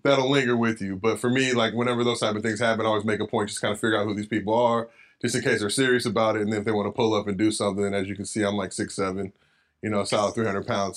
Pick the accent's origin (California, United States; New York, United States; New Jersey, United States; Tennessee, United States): California, United States; Los Angeles; also born or lived in San Fernando Valley; lived in L A my whole life